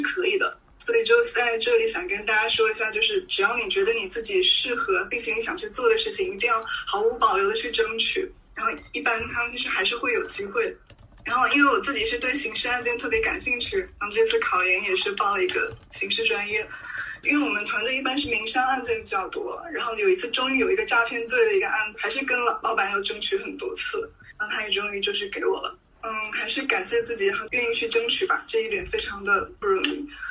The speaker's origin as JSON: {"language": "Chinese", "region": "Hubei", "country": "China", "tie": "born or raised there", "moved": "yes", "said": "因为湖北是我老家"}